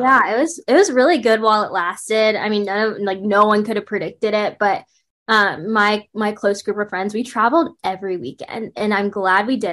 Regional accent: Raleigh, North Carolina, United States; also born or lived in Brooklyn, New York; when I was younger in elementary school, we moved to the Raleigh area of North Carolina, and I grew up there

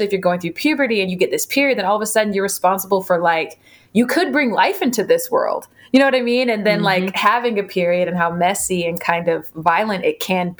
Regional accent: Jacksonville, Florida, United States; now in Madison, United States; this book is so focused on my hometown

